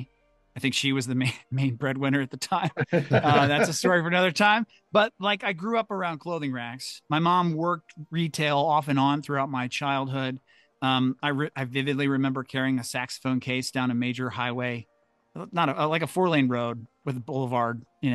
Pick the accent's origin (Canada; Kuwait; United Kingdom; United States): United States; St. Louis, Missouri; I grew up in St. Louis, and I went to high school down the street from the fancy mall